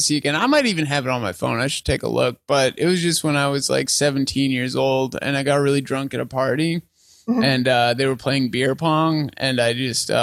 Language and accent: English; Alberta, Canada; I'm from Alberta